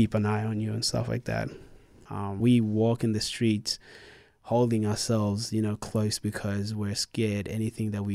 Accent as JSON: {"language": "English", "region": "Khartoum", "country": "Sudan", "tie": "born or raised there", "moved": "yes", "said": "I was born in South Sudan, in Khartoum. I came here in 2006"}